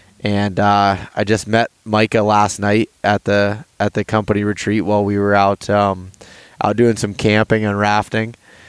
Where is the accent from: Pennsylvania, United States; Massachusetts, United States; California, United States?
Pennsylvania, United States; similar to the way I grew up, but in Pennsylvania, it's a little different. But my family was a big hunting family, an outdoor family.